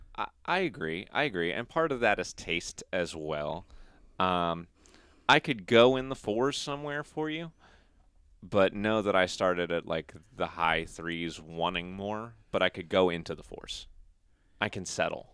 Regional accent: United States; we're American

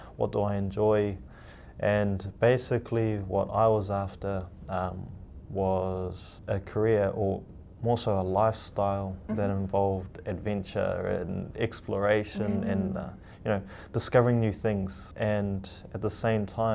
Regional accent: Auckland, New Zealand; also born or lived in Mitiaro, Cook Islands; I'm from the Cook Islands, in a little island called Metiaro. And I have grown up here in New Zealand

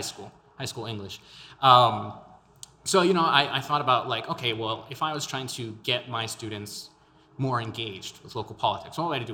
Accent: El Paso, Texas, United States; born and raised in El Paso, my Spanish is a little lacking.

